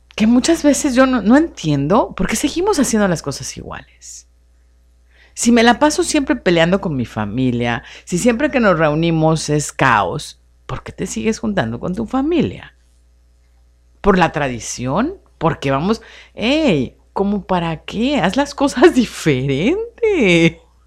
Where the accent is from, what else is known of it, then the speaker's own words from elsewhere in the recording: Mexico City, Mexico; also born or lived in Hermosillo; now in Tijuana, Mexico; como yo soy de la Ciudad de México